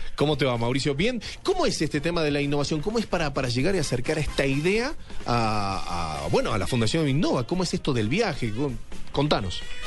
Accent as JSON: {"language": "Spanish", "country": "Argentina", "moved": "yes", "lives_now": "Colombia", "said": "soy argentino"}